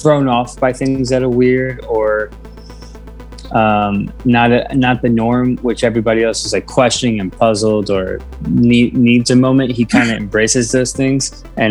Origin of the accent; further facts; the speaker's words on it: New York City, New York, United States; I am from Brooklyn, I really don't do a very good Brooklyn accent